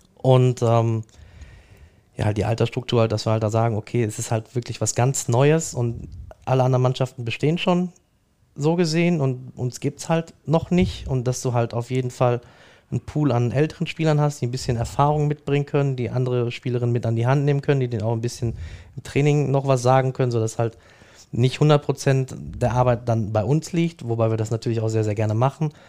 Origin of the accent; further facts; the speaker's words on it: Dortmund, North Rhine-Westphalia, Germany; ich bin in Dortmund geboren, in Brakel im Knappschaftskrankenhaus